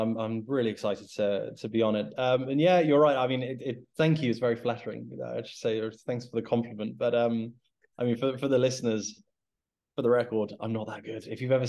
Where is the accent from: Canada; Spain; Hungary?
Spain; moved away as an adult; now in London, United Kingdom; I was born and raised in Spain.